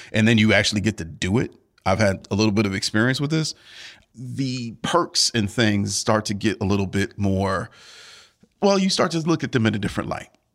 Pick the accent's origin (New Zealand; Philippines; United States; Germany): United States; Cleveland, Ohio; I'm from Cleveland, born and raised